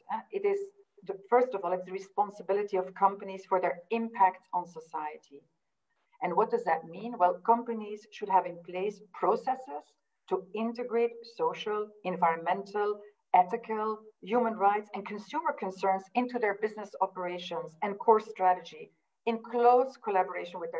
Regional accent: Belgium; now in London, United Kingdom; I'm from Belgium, living in London.

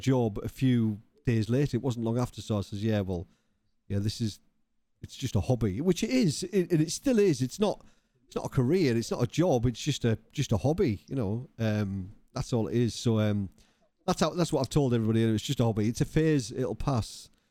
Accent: Cumbria, North West England, United Kingdom; moved away; I was from Cumbria originally

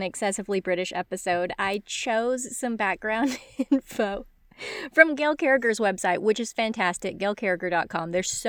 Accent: United States; I spent childhood summers in Devon and attended graduate school in Nottingham, but I'm embarrassingly American.

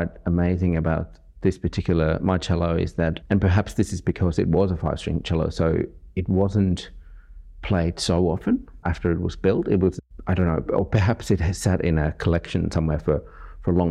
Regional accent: Finland; now in Sydney, Australia; I come from Finland originally, but I guess Sydney and Australia is now my home.

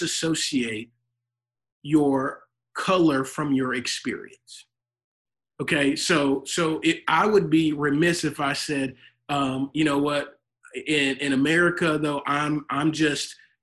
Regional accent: Louisiana, United States; now in Texas, United States; I'm from Louisiana. I may be in Texas now, but I'm from Louisiana.

